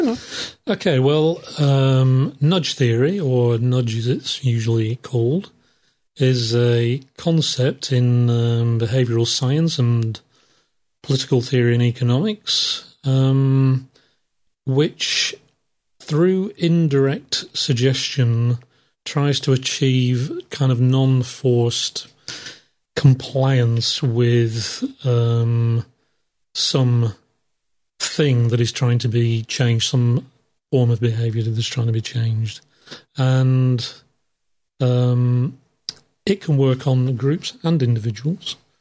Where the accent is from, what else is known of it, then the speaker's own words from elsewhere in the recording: England, United Kingdom; I'm English